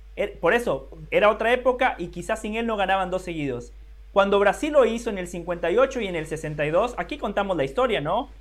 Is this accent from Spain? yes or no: no; Guatemala; yo como guatemalteco